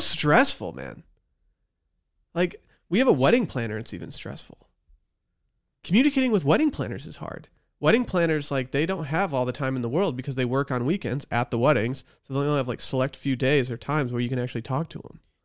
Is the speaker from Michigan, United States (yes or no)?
yes; Northern Michigan, United States; now in Austin, United States; it's in my hometown in Michigan